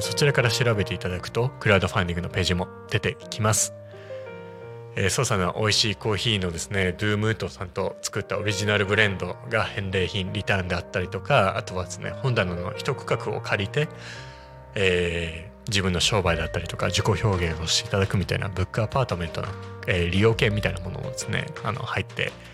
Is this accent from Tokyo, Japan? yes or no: yes; Shinjuku, Tokyo, Japan; moved away as an adult; also born or lived in Nagoya; now in Sosa, Japan; 生まれも育ちも東京都の新宿区出身